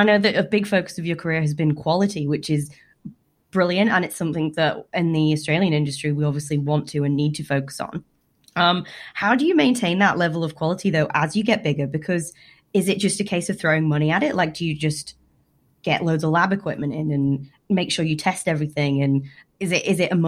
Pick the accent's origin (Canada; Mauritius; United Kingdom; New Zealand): United Kingdom; being a Brit